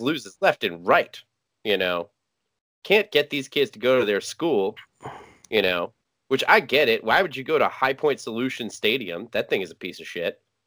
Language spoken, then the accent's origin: English; New Jersey, United States; I'm from New Jersey